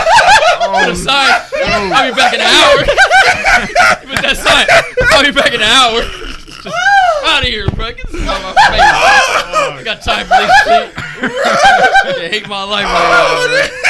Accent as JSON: {"language": "English", "region": "New Hampshire", "country": "United States", "said": "Actually, I'm from New Hampshire."}